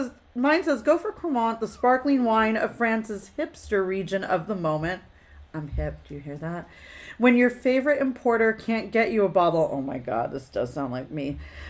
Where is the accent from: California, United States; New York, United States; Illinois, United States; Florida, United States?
California, United States; One, I'm from California, so why would I drink wine from anywhere else?